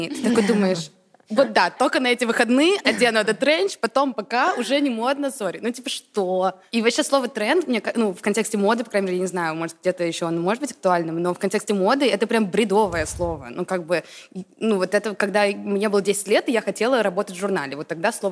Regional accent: England, United Kingdom; also born or lived in United States; Я выросла в Англии, Америке, и когда я приезжала сюда на каникулы, то мне было очень странно

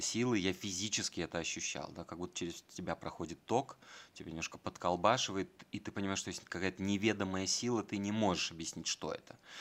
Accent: Volgograd, Volgograd Oblast, Russia; moved away as an adult; also born or lived in Moscow; когда я приезжал из Волгограда

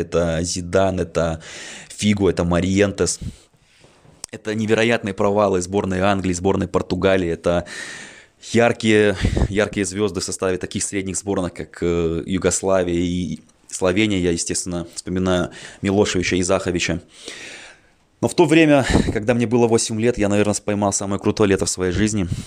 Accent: Minsk, Belarus; мне 27 лет, я из Минска

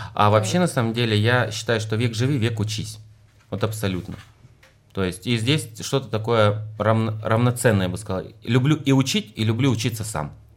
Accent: Russia; я из России

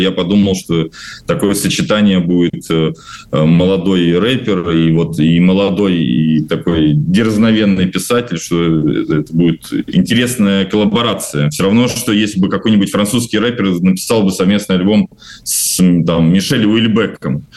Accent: Novomoskovsk, Tula Oblast, Russia; moved away; я недавно тоже вернулся в свой город и дал выступление для Новомосковской исправительной колонии

